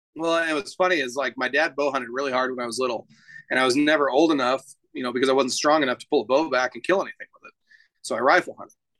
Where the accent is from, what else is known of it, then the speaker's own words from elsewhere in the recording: Klamath Falls, Oregon, United States; also born or lived in Keno, Oregon; now in Boise, United States; I grew up in Southern Oregon, um, in a town called Klamath Falls, and a little tiny town outside of Klamath called Keno, Oregon